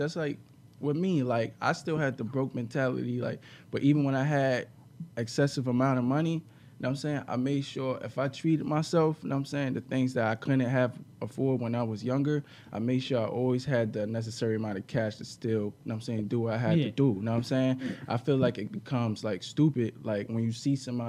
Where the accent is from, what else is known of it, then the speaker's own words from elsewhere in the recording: New York City, New York, United States; we grew up in Brooklyn